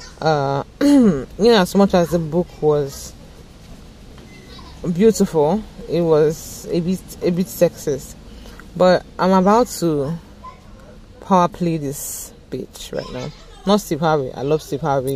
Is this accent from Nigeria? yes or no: yes; Nigeria; I'm a Nigerian